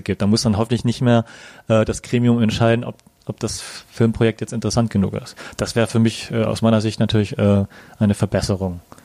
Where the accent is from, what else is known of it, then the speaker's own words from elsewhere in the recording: Germany; wir als Deutsche